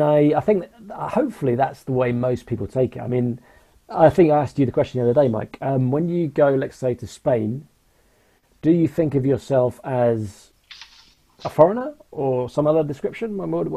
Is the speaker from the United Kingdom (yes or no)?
yes; United Kingdom; Because we are British, we were born here.